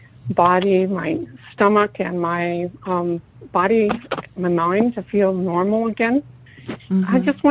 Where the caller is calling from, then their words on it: San Francisco Bay Area, California, United States; I'm calling from the Bay Area.